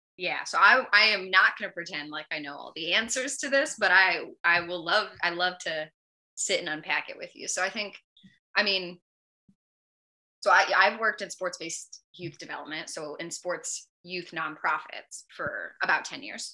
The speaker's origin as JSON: {"language": "English", "region": "Northern California", "country": "United States", "said": "I'm from California. I'm from Northern California"}